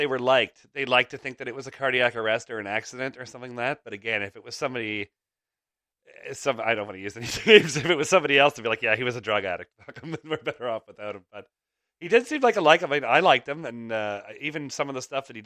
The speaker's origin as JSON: {"language": "English", "town": "Toronto", "region": "Ontario", "country": "Canada", "said": "I'm from Toronto."}